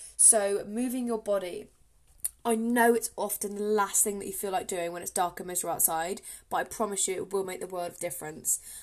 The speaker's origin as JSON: {"language": "English", "region": "England", "country": "United Kingdom", "said": "I am from England, if you cannot tell by my accent"}